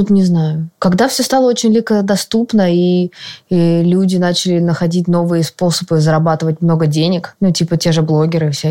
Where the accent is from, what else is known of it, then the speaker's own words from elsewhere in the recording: Moscow, Russia; конец Биберева, города. кстати, норм, я там росла